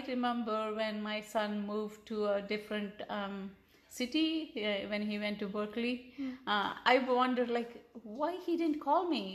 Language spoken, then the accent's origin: English; India; first language Telugu; English is a second language; moved away as an adult; also born or lived in New Delhi; now in San Diego, United States; nobody knew my mother tongue. It was Telugu